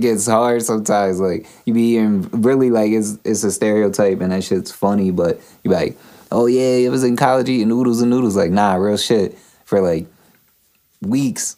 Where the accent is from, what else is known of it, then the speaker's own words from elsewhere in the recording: Pennsylvania, United States; being born in Pennsylvania in the U.S.